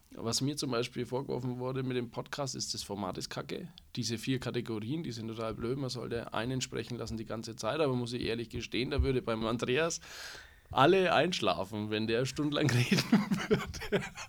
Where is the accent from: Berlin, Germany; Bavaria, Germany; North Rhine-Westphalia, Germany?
Bavaria, Germany; Franconia; Bei uns in Franken